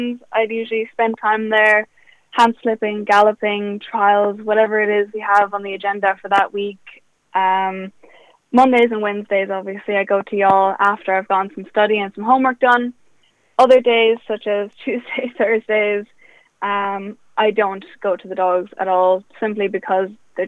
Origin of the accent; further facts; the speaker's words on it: County Kildare, Ireland; also born or lived in Germany; When I was 3 years old, I moved to Kildare from Germany